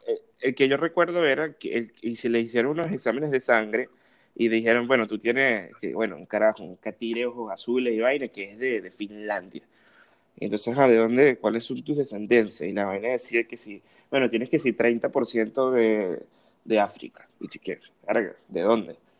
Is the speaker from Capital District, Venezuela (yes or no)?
no; Cumaná, Sucre, Venezuela; moved away; esta gente que fueron vecinos de nosotros allá en Cumaná